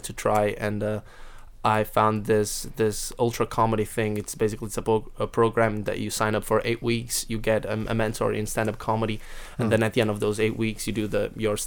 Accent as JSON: {"language": "English", "town": "Porto", "region": "Norte", "country": "Portugal", "tie": "born or raised there", "said": "that's in my hometown, actually, because I'm from Porto, which is the north of Portugal"}